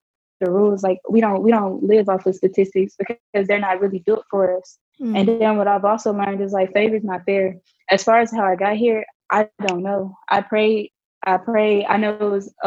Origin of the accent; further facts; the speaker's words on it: Little Rock, Arkansas, United States; moved away as an adult; now in Nashville, United States; growing up in Arkansas